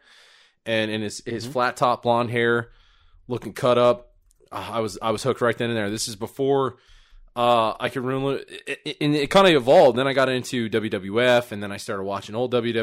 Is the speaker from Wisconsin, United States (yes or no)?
yes; Wisconsin, United States; I'm from Wisconsin